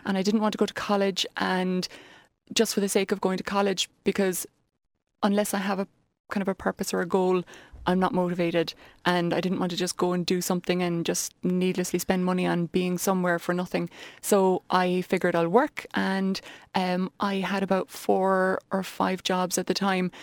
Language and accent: English; Ballincollig, Munster, Ireland; moved away as an adult; also born or lived in Dublin; I'm from Ballincollig originally